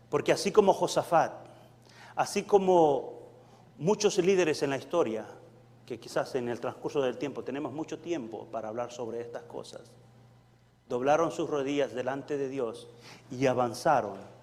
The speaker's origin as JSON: {"language": "Spanish", "country": "El Salvador", "tie": "born or raised there", "moved": "yes", "said": "yo vengo del Salvador, soy salvadoreño eh, muy honrosamente, doblemente salvadoreño. Salvadoreño de nacimiento"}